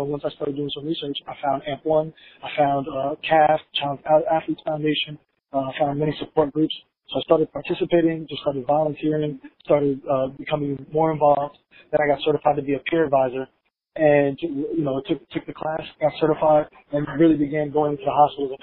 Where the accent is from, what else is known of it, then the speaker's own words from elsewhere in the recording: Hempstead, New York, United States; I came from Hempstead, New York, in Long Island